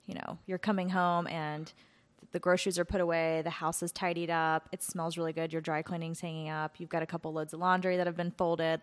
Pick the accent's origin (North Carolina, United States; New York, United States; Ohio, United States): North Carolina, United States; Asheville; I grew up in Asheville and had a house and pet sitting business